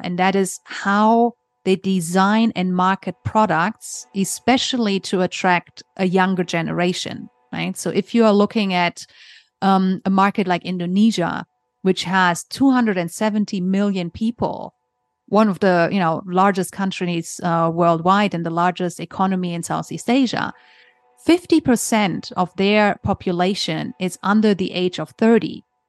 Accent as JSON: {"language": "English", "country": "Germany", "tie": "born or raised there", "also_born_or_lived": "Hong Kong", "moved": "as an adult", "said": "originally, I'm from Germany. So I grew up in Germany."}